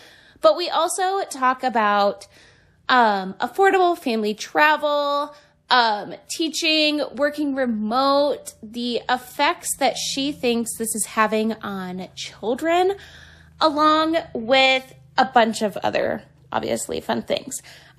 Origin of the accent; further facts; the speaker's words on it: Cleveland, Ohio, United States; now in Michigan, United States; I feel like I'm originally from Cleveland